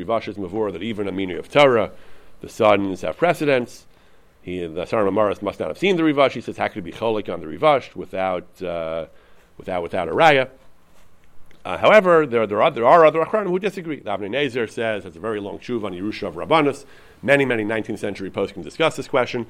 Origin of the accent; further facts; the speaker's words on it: United States; I'm an American